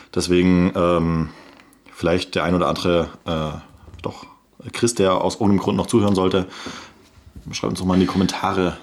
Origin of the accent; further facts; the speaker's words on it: Swabia, Germany; bin ja Schwabe